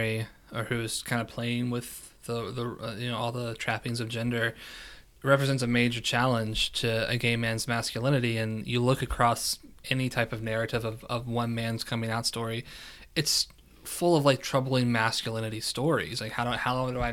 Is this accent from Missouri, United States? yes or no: no; West Virginia, United States; moved away; also born or lived in Kentucky; born and raised West Virginia, but also consider myself a Kentuckian